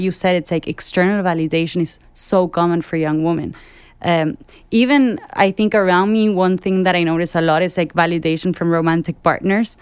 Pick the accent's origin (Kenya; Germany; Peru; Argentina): Argentina; I work in advertising, I'm from Argentina